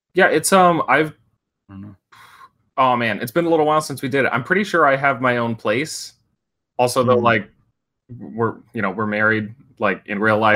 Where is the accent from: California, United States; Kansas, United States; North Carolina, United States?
California, United States; Northern; I went back to my hometown um, in Northern California